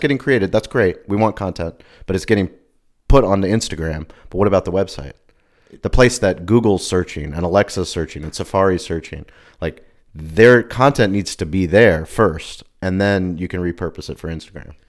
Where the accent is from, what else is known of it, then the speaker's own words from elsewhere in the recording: San Diego, California, United States; I was from La Jolla